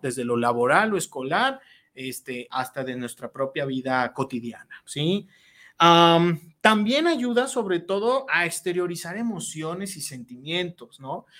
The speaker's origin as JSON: {"language": "Spanish", "country": "Mexico"}